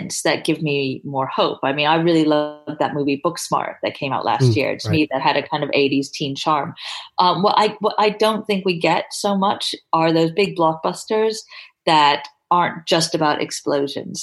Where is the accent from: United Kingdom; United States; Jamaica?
United Kingdom; England; me being English